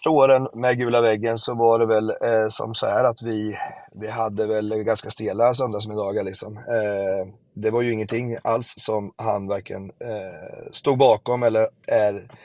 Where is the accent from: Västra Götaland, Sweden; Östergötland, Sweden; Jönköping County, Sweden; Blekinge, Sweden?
Östergötland, Sweden; Jag kommer från Östergötland dessutom